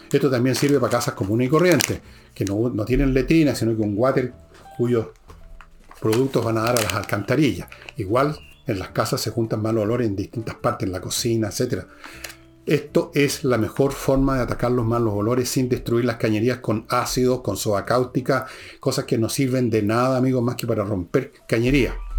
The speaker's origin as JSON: {"language": "Spanish", "country": "Chile"}